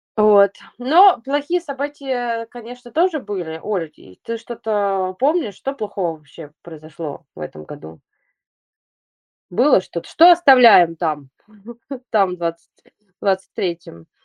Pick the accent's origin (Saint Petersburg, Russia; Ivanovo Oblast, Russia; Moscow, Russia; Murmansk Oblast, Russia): Saint Petersburg, Russia; Я, э, из Санкт-Петербурга, и я уже десять лет хожу по городу